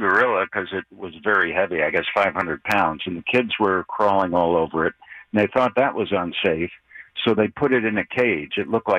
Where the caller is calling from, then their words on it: Texas, United States; I am calling from Texas, Joe